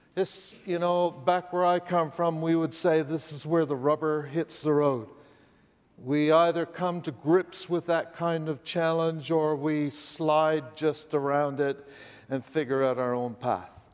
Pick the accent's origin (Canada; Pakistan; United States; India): Canada; I'm Canadian, you know, that place north of the border